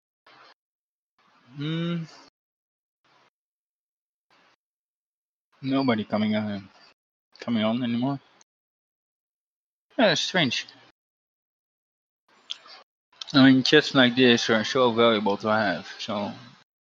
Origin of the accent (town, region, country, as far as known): Netherlands; born or raised there